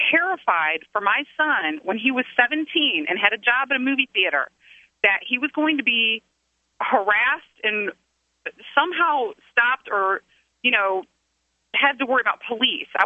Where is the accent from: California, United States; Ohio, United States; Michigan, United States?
Ohio, United States; Toledo; when I was a kid, uh, I, I grew up in Toledo.